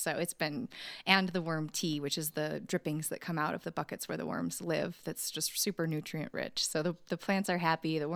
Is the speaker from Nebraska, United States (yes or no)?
no; Wyoming, United States; I'm from Wyoming.